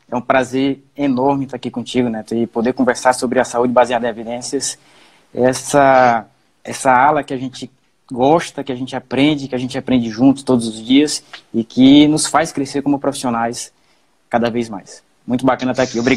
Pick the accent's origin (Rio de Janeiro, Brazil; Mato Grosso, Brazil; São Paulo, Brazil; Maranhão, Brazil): Maranhão, Brazil; Bem, eu sou maranhense, um maranhense do pé rachado. Minha família tem raízes interioranas aqui no estado do Maranhão. A gente vem de um município pequeno, de cerca de 15 mil habitantes. E quando eu fui, era pequeno, vim para a capital.